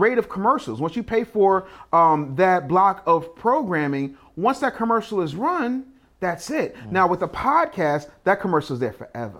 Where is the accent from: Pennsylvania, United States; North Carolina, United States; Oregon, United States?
Pennsylvania, United States; Philadelphia; I'm from Cheesesteak City.